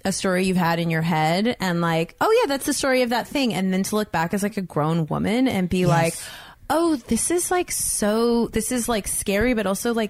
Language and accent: English; Los Gatos, California, United States; And my hometown is Los Gatos, which is this smaller town just like down the road